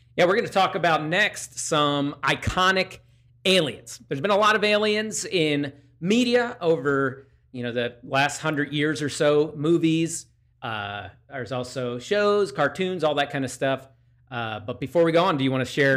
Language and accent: English; Downingtown, Pennsylvania, United States; in my hometown of Downingtown, Pennsylvania, in the Downingtown Diner. I've eaten pancakes there. Actually, my church, uh, growing up was less than a block away from it